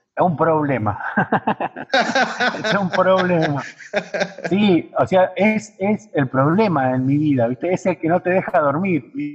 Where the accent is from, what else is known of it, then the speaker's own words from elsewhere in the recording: Allen, Río Negro, Argentina; also born or lived in General Roca; now in San Martín de los Andes, Argentina; yo no soy de acá de San Martín, soy de una ciudad ahí en el bache de Río Negro, que se llama Allen